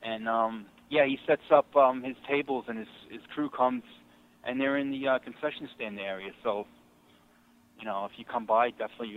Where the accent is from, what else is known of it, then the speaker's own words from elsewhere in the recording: New York, United States; I grew up in New York